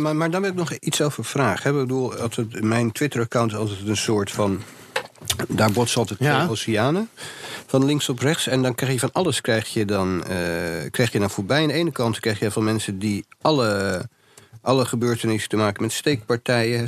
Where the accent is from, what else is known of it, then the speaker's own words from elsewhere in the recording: Amsterdam, North Holland, Netherlands; als Jordanees zijnde